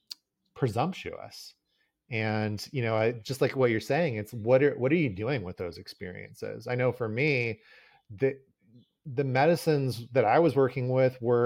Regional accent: Southern California, United States; I grew up in Southern California as well

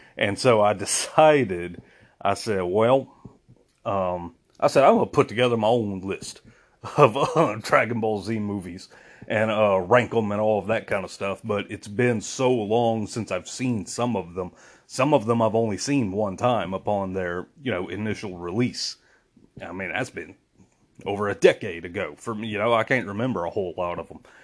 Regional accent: United States; I'm American. I'm very proud to be American

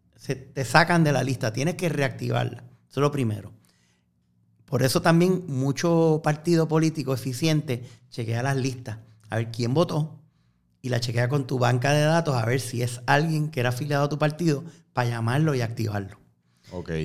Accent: Fajardo, Puerto Rico; now in San Juan, Puerto Rico; aunque aparezca todavía con la dirección mía de las casas de mis papás en Fajardo

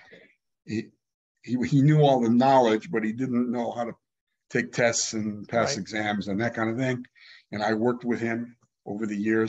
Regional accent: California, United States; also born or lived in Regen, Germany / New Haven, Connecticut, United States / Miami, United States / Chicago, United States; who had moved to California. They said, come on down, the weather's wonderful. So we went, and lo and behold, about the fourth grade, we moved to, first of all, the LA area where those cousins lived. But then my dad was looking for work, and he found a really great job down in San Diego.

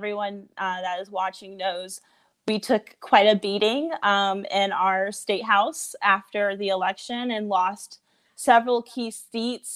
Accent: Fort Mill, South Carolina, United States; I'm from Fort Mill, South Carolina

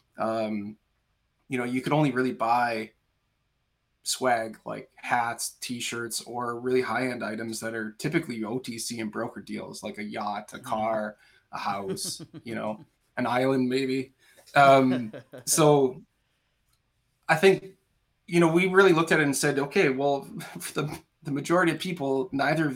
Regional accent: Canada; as a Canadian citizen

